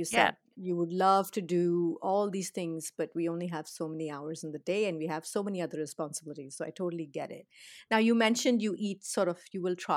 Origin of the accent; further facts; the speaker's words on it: South India, India; I'm South Indian